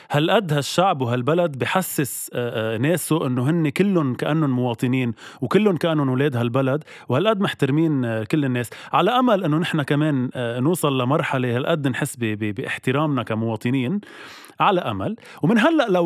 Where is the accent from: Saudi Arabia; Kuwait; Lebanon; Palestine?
Lebanon; نحن كشعب لبناني اصلا نبزناكي وبعدناك